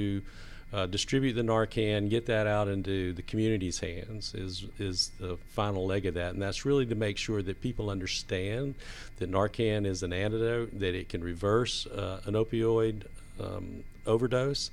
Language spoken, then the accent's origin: English; Atlanta, Georgia, United States; And I was raised in the South. I'm actually an original Atlanta native